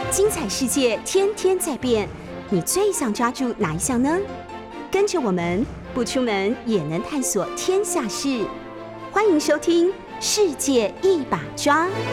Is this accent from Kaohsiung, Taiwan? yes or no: yes; Kaohsiung, Taiwan; also born or lived in Beijing; 因为我是高雄人